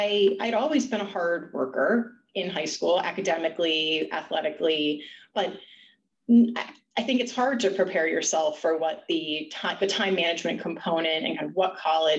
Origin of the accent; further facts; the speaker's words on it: Florida, United States; moved away as an adult; as a girl from Florida, I guess Stacy and I flip-flopped. I grew up in Florida and ended up in the Northeast.